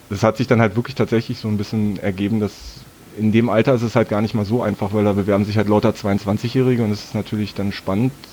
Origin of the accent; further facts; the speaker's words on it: Berlin, Germany; 38 Jahre alt, geborener Berliner, 35 Jahre auch da gelebt und gar nicht mal so weit von Matthias tatsächlich weg.